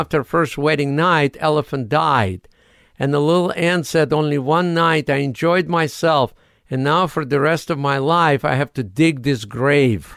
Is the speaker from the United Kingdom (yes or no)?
no; Odesa, Odesa Oblast, Ukraine; English is a second language; moved away as an adult; now in United States; I'm from Odessa, Ukraine.